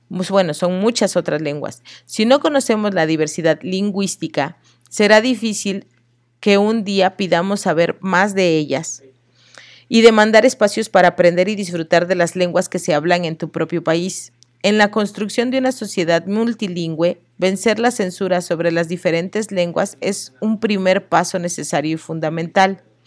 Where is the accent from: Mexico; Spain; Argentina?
Mexico; Oaxaca; como oaxaqueña